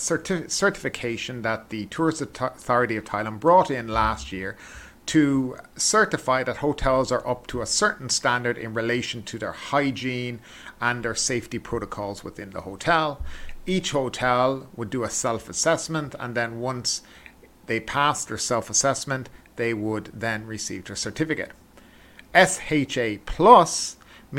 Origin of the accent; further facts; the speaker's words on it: Ireland; I'm from Ireland